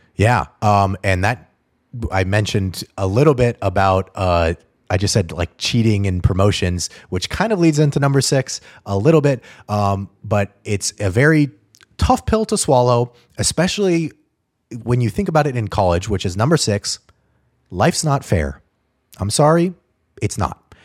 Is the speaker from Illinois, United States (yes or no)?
no; Albuquerque, New Mexico, United States; moved away as an adult; also born or lived in Atlanta; I grew up in Albuquerque, New Mexico